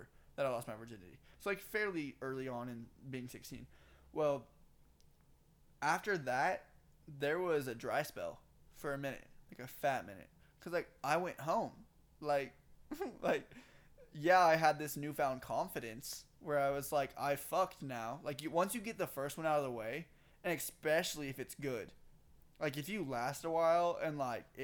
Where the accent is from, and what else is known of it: Texas, United States; accent: thick southern